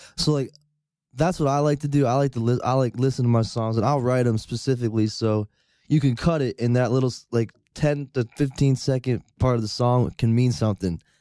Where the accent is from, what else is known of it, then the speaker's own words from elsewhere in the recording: Rotterdam, New York, United States; Rotterdam, New York.